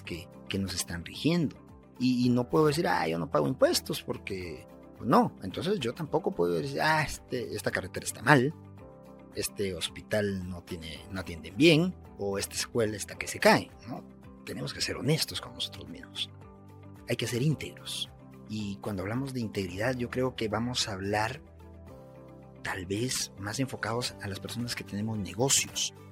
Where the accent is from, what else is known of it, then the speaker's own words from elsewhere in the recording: Guatemala; Yo como guatemalteco